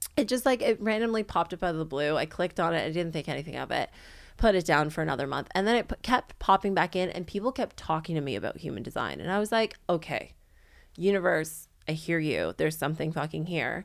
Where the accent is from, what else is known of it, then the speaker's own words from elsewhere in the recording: Canada; accent: Canadian; moved away as an adult; now in Sydney, Australia; I'm Canadian, not American